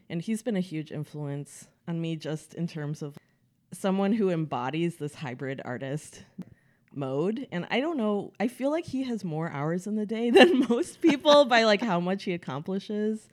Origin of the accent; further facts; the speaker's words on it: Oak Park, Illinois, United States; moved away as an adult; also born or lived in New York / France; now in Los Angeles, United States; I'm originally from the Chicago suburbs. That's where I grew up